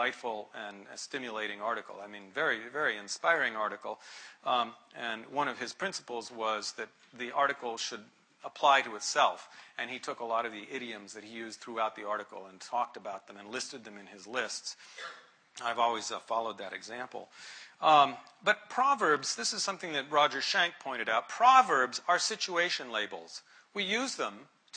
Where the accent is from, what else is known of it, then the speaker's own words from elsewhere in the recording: United States; being American